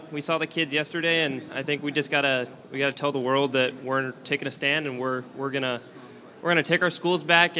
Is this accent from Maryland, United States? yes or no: yes; Maryland, United States; now in Arizona, United States; I'm from Maryland, but I claim Arizona now.